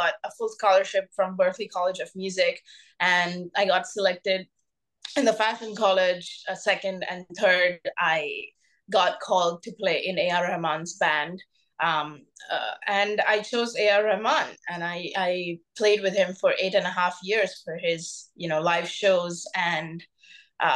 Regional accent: Mumbai, Maharashtra, India; first language Bengali; English is a second language; I grew up in Mumbai, India

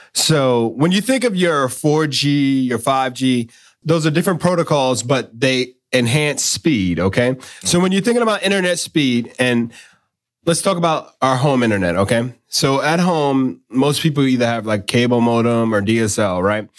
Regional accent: New York, United States; when I was a kid growing up in New York

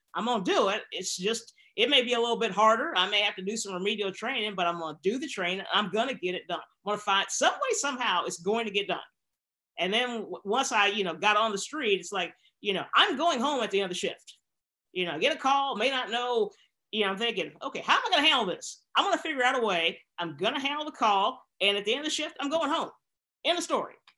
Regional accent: Bentonville, Arkansas, United States; moved away as an adult; I was raised in Bentonville, Arkansas, which is the home of Walmart

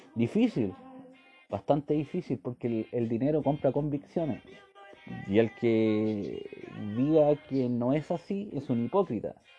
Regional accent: Chile; soy simplemente un chileno más

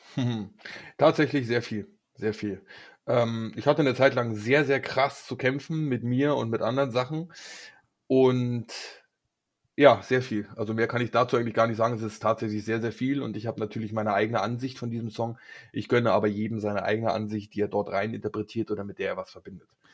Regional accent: Berlin, Germany; ich bin Urberliner

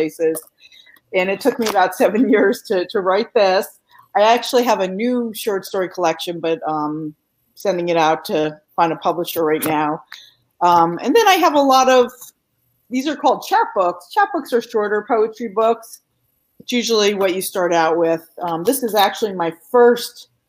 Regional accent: New Jersey, United States; moved away as an adult; also born or lived in Southern California / Pennsylvania; now in North Carolina, United States; I have lived in North Carolina for 24 years now, but my accent will give me away sometimes. So, you'll probably figure out by the end of this show that I grew up in New Jersey

